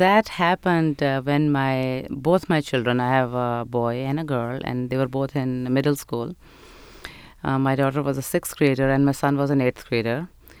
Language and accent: English; Pakistan; moved away as an adult; now in United States; I was born and raised in Pakistan, and I came to America for higher education almost 22 years ago.